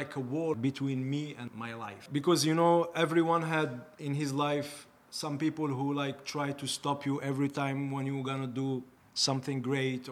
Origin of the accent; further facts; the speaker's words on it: Algeria; English is a second language; moved away as an adult; now in Toronto, Canada; I'm from blah, blah, from Algeria and from Iraq